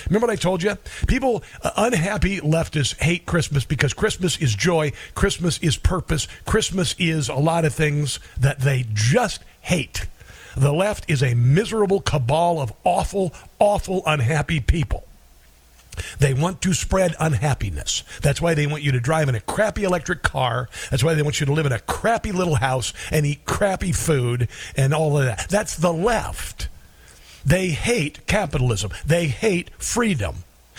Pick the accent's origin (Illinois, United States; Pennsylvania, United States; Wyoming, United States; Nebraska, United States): Nebraska, United States; Omaha; moved away; also born or lived in Neola, Iowa; Welcome, Omaha. My hometown. Grew up in Neola, Iowa. After moving out of Omaha